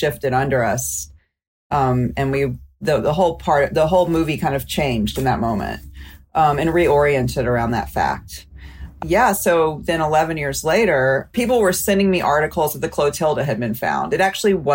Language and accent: English; Mobile, Alabama, United States; I'm from Mobile, Alabama